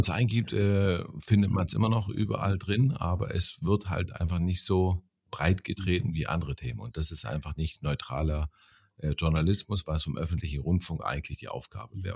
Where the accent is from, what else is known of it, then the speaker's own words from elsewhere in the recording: East Germany, Germany; ich bin, wie gesagt, in der DDR aufgewachsen